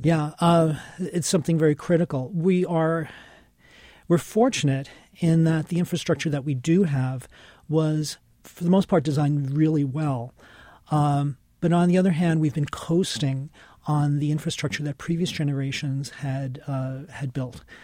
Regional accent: New York City, New York, United States; I grew up in New York City

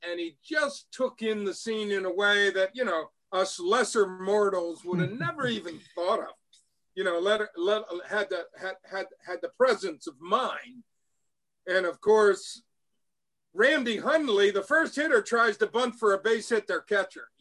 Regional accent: Baltimore, Maryland, United States; Memorial Stadium, where I grew up in Baltimore

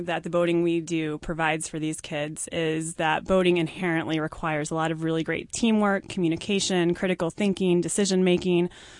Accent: Little Rock, Arkansas, United States; Little Rock, Arkansas.

